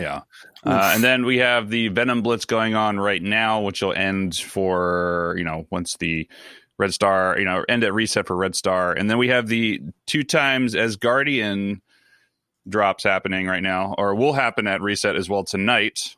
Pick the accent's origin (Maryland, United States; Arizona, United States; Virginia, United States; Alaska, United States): Maryland, United States; Baltimore; accent: Baltimore; my Baltimore accent